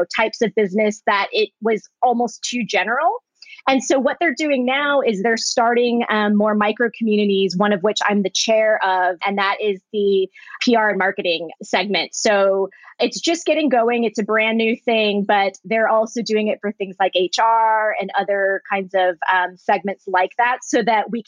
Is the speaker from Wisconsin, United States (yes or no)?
no; Springfield, Virginia, United States; moved away as an adult; also born or lived in Orange County, California / Culver City, California; now in Los Angeles, United States; my town, Springfield, Virginia